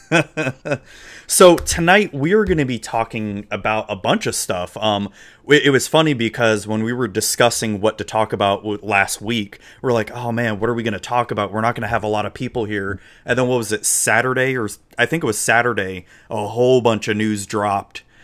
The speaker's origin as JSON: {"language": "English", "region": "Florida", "country": "United States", "tie": "born or raised there", "accent": "southern drawl", "said": "I was born in Florida, so I was y, Southern raised, but with Yankee parents"}